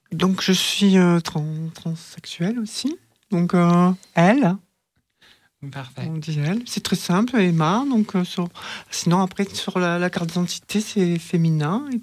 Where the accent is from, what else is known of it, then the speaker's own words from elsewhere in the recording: Marseille, Provence-Alpes-Côte d'Azur, France; born there; accent: chantant; Donc, je suis née euh, sur Marseille. Donc parfois ça ressort un petit peu, c'est chantant comme on dit.